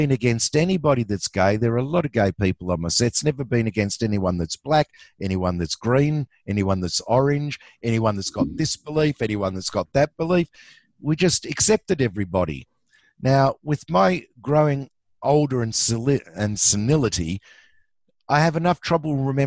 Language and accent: English; Australia; I'm an Aussie.